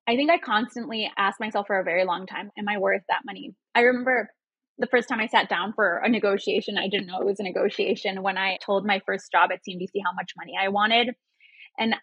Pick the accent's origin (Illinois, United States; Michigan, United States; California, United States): Illinois, United States; Chicago; first language Spanish; English is a second language; moved away as an adult; I just moved back to Chicago. I've been out of my hometown for 10 years and I just moved back